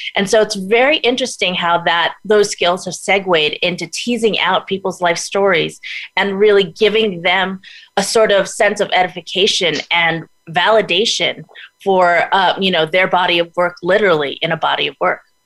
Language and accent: English; New York City, New York, United States; now in Los Angeles, United States; I was born in Brooklyn, New York, Brooklyn Heights